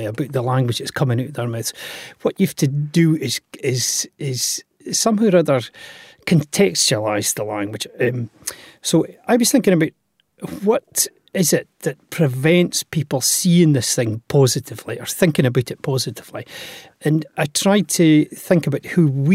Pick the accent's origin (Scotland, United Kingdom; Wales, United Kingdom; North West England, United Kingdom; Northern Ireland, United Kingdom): Scotland, United Kingdom; Aberdeen; my mother was a Shetlander, you see. Well, she still is. She's alive. And but we grew up in Aberdeen.